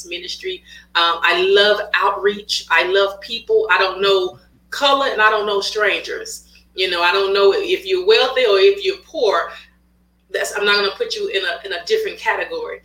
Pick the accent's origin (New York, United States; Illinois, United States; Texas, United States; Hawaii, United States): Texas, United States; Waco; moved away as an adult; now in Houston, United States; I'm originally from Waco, Texas, but I reside here in Houston, Texas. I've been here for the last 10 years